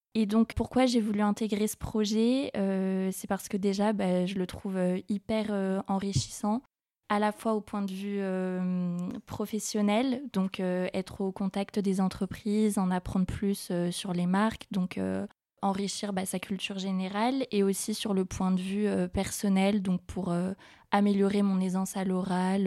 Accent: Bordeaux, Nouvelle-Aquitaine, France; je viens de Bordeaux

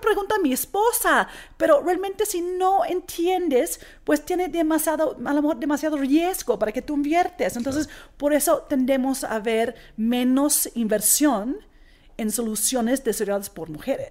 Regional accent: Australia; Spanish is a second language; moved away as an adult; now in Mexico; yo soy originalmente de Australia. Australia. De una familia australiana griega.

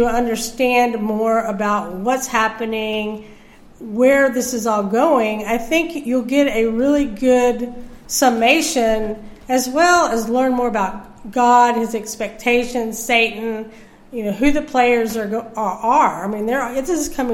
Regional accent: United States; as an American

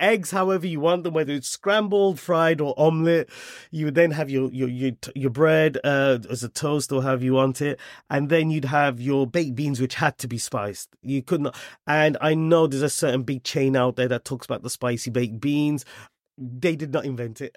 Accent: Wolverhampton, West Midlands, United Kingdom; moved away as an adult; also born or lived in Germany; now in London, United Kingdom; I was born and brought up in Wolverhampton.

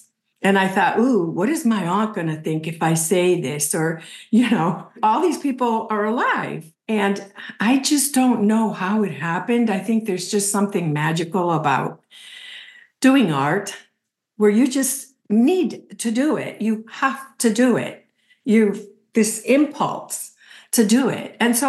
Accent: Puerto Rico; moved away as an adult; now in United States; because I was living in Puerto Rico and I was a professor there and I had been there most of my life. I grew up in Warrenoco, but at the age of 12, I returned to Puerto Rico and I was there most of my life.

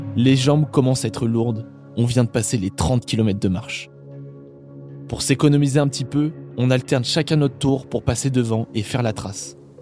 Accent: Normandy, France; moved away; je suis normand à l'origine

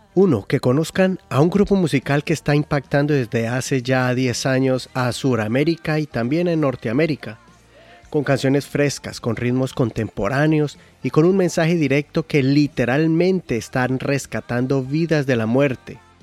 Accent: Colombia; moved away as an adult; como colombianos

